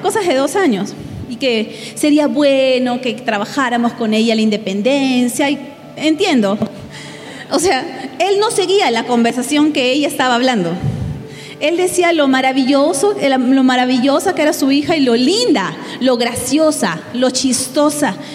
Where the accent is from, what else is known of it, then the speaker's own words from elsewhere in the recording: Peru; moved away as an adult; now in State of Mexico, Mexico; soy de Perú. Hace nueve meses casi llegué con mi familia a México a plantar una iglesia